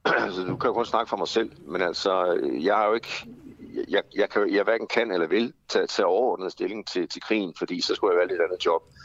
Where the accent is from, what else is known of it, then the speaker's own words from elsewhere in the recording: Denmark; som danske blegefiser